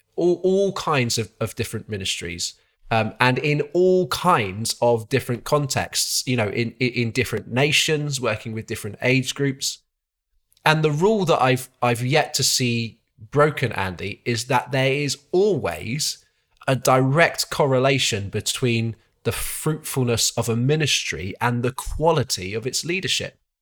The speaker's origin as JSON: {"language": "English", "town": "Exeter", "region": "South West England", "country": "United Kingdom", "tie": "born or raised there", "also_born_or_lived": "Coventry", "moved": "yes", "lives_now": "Malvern, United Kingdom", "said": "the church I was brought up in, uh, which was Isca Church in Exeter, my, my hometown"}